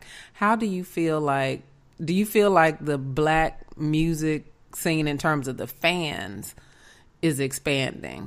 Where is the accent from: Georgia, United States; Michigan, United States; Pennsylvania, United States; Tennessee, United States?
Tennessee, United States; Memphis; moved away; also born or lived in West Coast; I'm originally from the South. I'm from Memphis.